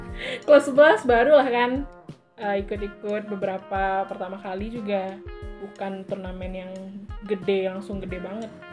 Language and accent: Indonesian; West Sumatra, Indonesia; mencintai kampung halaman jadi gue tetap SD di SD daerah gue